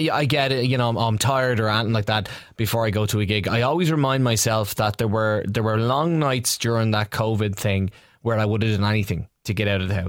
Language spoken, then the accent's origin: English; Dublin, Leinster, Ireland; I'm from Ballymun.